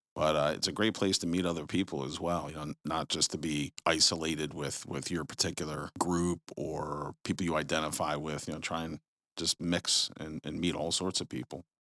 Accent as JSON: {"language": "English", "area": "Jersey Shore", "region": "New Jersey", "country": "United States", "moved": "yes", "said": "I'm originally from the Jersey Shore"}